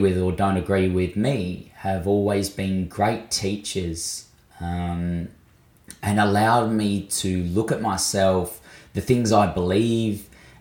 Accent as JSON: {"language": "English", "town": "Mildura", "region": "Victoria", "country": "Australia", "tie": "born or raised there", "also_born_or_lived": "Bathurst, New South Wales", "moved": "yes", "lives_now": "Adelaide, Australia", "said": "I was born on Wiradjuri country in Bathurst of New South Wales and grew up for most of my life on Lachi Lachi and Barkindji country in Mildura in Victoria."}